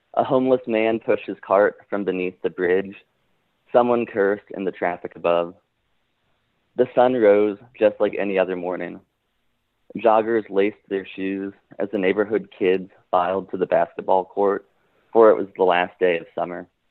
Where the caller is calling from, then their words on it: Richmond, Virginia, United States; I'm calling from Richmond, Virginia